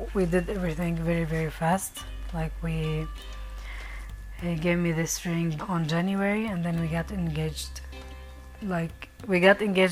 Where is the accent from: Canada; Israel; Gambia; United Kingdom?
Israel; Northern District; I grew up in Israel.